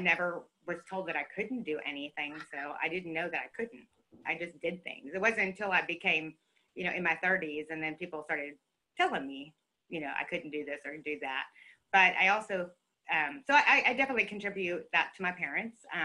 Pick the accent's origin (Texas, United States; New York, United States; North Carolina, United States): Texas, United States; I'm a Texan